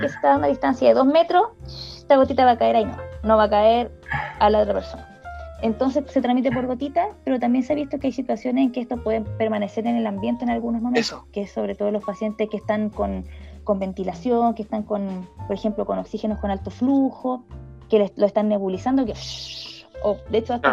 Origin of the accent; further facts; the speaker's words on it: Talcahuano, Biobío, Chile; also born or lived in Chillán; yo nací en Chillán, pero me fui chiquita para Talcahuano